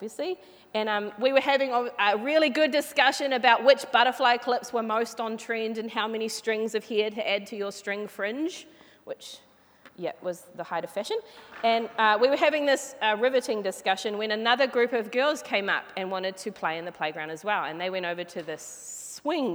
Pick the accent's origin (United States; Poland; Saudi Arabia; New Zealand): New Zealand; Flaxmere, Hawke's Bay; now in Hamilton, New Zealand; I grew up in Flaxmere, which is a little small suburb in Hawke's Bay, which is on the east coast of New Zealand